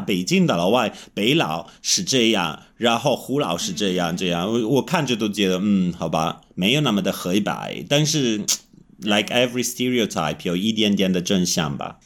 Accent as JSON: {"language": "Chinese", "country": "Italy", "also_born_or_lived": "Kunming, China / Beijing, China / Shanghai, China", "second_language": "Chinese", "moved": "as an adult", "said": "我是意大利人，但是我断断续续地在中国住过十年了"}